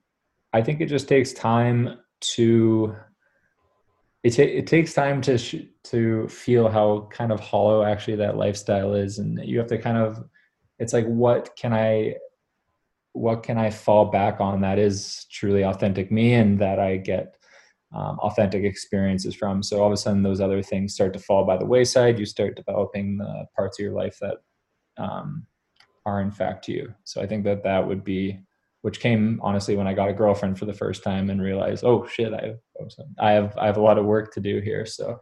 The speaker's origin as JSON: {"language": "English", "town": "Greenwich", "region": "Connecticut", "country": "United States", "tie": "born there", "said": "I was born in Greenwich, Connecticut."}